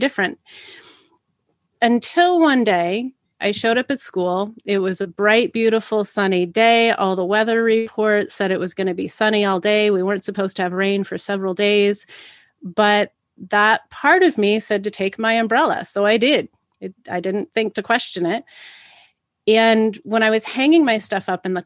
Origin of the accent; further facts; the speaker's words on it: Pacific Northwest, United States; growing up in the Pacific Northwest, especially in the 80s